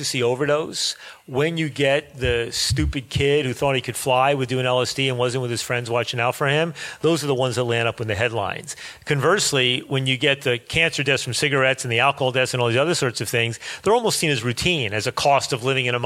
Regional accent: United States; as an American

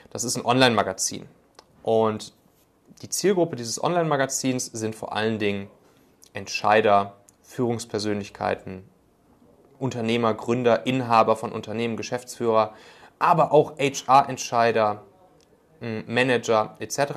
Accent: North Rhine-Westphalia, Germany; Ich komme ja ursprünglich so aus der Kölner Gegend.

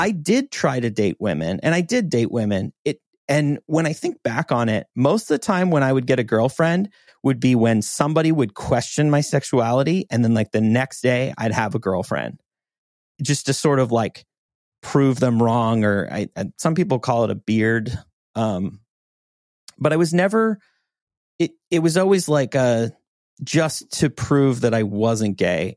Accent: Montana, United States; growing up in Montana

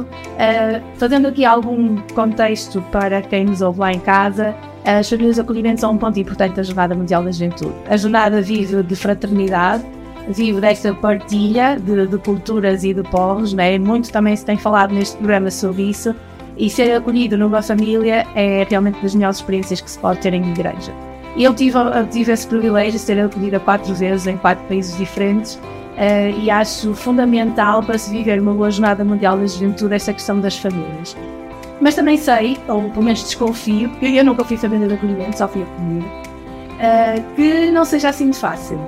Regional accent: Porto, Norte, Portugal; eu sou do Porto

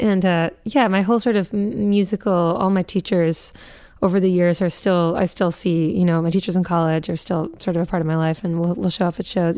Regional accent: Newton, Massachusetts, United States; we grew up in Newton, Massachusetts

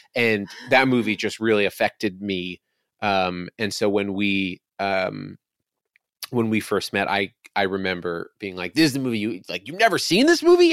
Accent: Westchester, New York, United States; I grew up in Westchester, uh, right outside Manhattan

